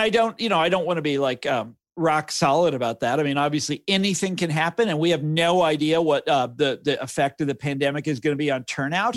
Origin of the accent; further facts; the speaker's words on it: Kansas City, United States; now in Washington, D.C., United States; when I was growing up, growing up in Kansas City, we were the, um, antithesis of New York